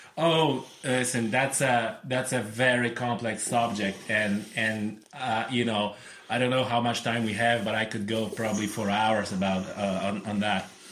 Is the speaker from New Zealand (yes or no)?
no; Poland; English is a second language; moved away as an adult; now in Ireland; I'm originally came from Poland, uh, but it's my 11th year in Ireland this year